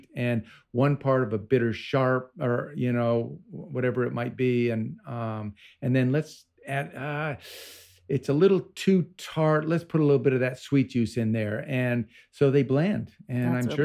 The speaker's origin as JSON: {"language": "English", "region": "Vermont", "country": "United States", "tie": "born or raised there", "said": "I grew up in Vermont"}